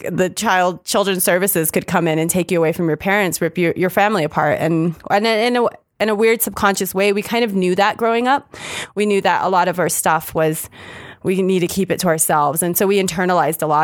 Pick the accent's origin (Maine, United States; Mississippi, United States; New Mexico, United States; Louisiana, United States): New Mexico, United States; Las Cruces; also born or lived in Albuquerque, New Mexico; We are New Mexico born and raised. I was born and raised in Las Cruces.